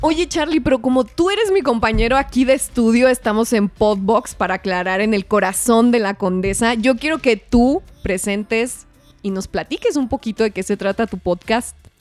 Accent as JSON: {"language": "Spanish", "town": "Parral", "region": "Chihuahua", "country": "Mexico", "tie": "born or raised there", "moved": "yes", "said": "allá en Parral, un saludo, por cierto, a mi pueblo"}